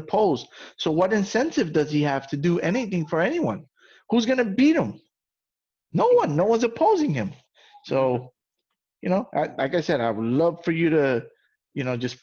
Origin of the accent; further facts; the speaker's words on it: New York, United States; where I come from, who I am, I'm a guy from the South Bronx, what you would call the ghetto